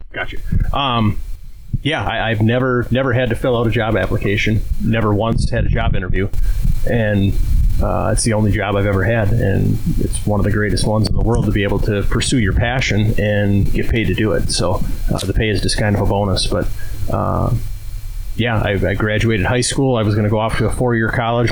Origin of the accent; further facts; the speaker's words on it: Owatonna, Minnesota, United States; I was born in Owatonna, Minnesota, even though my parents were born and raised in Wisconsin Rapids